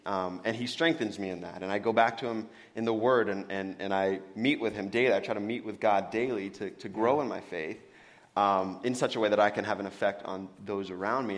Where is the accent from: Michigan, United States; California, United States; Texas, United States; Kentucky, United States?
California, United States; Benicia; also born or lived in Santa Monica, California; born and raised in California. Born in Santa Monica, but uh, moved up here when I was young. Went to Joe Henderson Elementary.